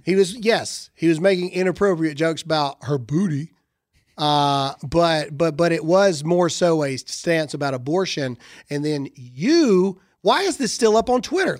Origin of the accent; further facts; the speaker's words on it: the South, United States; I'm from the South